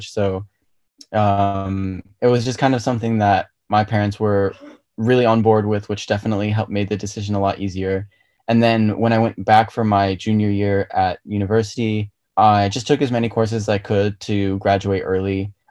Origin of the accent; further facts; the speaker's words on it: Virginia, United States; moved away as an adult; also born or lived in Belgium; we moved back from Belgium and ended up in like the DC area, so in Virginia. And that's pretty much where I spent like middle school and high school.